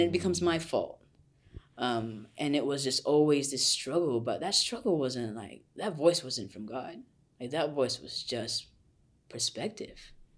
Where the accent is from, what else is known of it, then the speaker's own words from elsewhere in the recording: Malaysia; moved away as an adult; now in United States; I am Malaysian, I came to U S to study